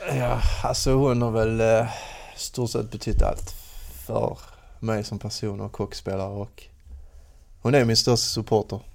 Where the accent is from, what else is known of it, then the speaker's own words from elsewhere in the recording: Lomma, Skåne, Sweden; mina hemtrakter åt Lomma, Åkarp